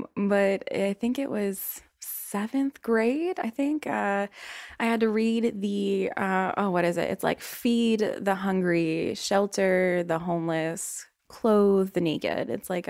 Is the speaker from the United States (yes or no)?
yes; the South, United States; accent: Southern; I am from the South. So I have, yes, been hiding my southern accent for a very long time